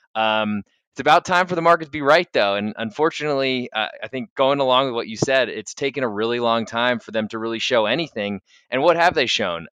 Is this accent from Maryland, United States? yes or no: no; Providence, Rhode Island, United States; I am from Providence, Rhode Island. That's where I grew up